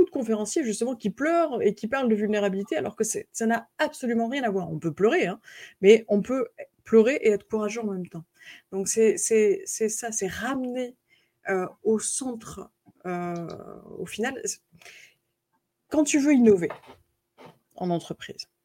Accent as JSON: {"language": "French", "country": "United States", "accent": "American", "second_language": "French", "said": "Alors, les, Canadiens n'aiment pas du tout mon accent américain, justement, parce qu'on dirait que j'ai des chewing-gums euh, dans la bouche."}